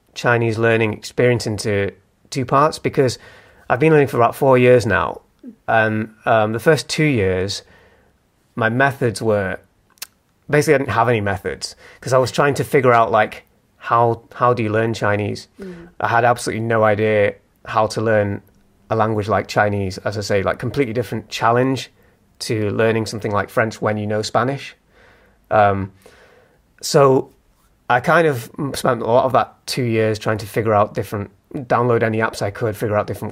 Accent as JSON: {"language": "English", "town": "Manchester", "region": "North West England", "country": "United Kingdom", "moved": "as an adult", "lives_now": "Leeds, United Kingdom", "said": "I moved from Manchester, where I'm from, about 5 years ago, to Leeds."}